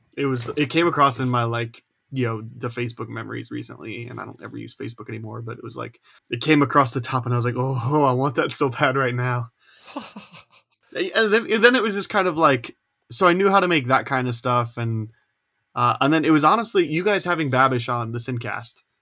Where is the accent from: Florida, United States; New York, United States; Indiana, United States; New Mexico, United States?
Indiana, United States; I'm also an Indiana boy